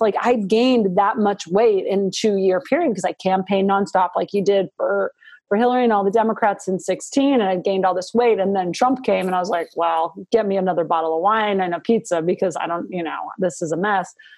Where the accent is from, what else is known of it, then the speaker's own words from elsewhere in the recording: Butte, Montana, United States; now in Virginia, United States; I grew up in Montana